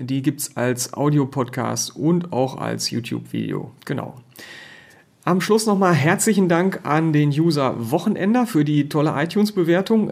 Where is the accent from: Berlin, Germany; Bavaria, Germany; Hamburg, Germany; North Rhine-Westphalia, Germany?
North Rhine-Westphalia, Germany; als Ostwestfale